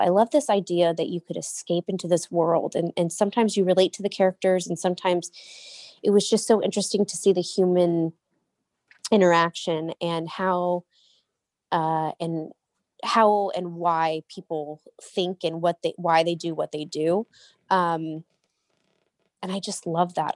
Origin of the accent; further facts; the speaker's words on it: Murrieta, California, United States; also born or lived in Cottonwood, Arizona; I was raised in Marietta, California, um, which is, like, southern, uh, near San Diego